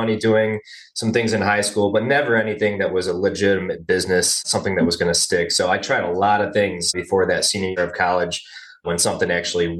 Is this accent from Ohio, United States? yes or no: yes; Cleveland, Ohio, United States; I was pretty much born and raised in the Cleveland, Ohio area